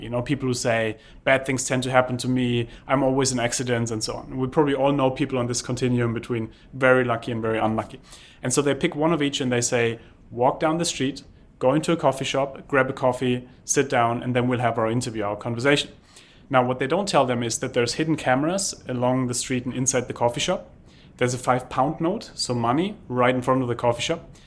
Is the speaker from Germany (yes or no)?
yes; Germany; moved away; I grew up in Germany where we are used to planning